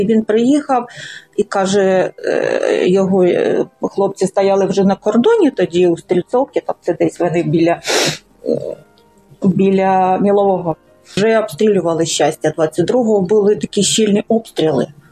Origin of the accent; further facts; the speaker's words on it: Lysychansk, Luhansk Oblast, Ukraine; moved away as an adult; also born or lived in Donetsk; Я все життя жила в Лисичанську, ну тільки ті роки, коли навчалася в Донецьку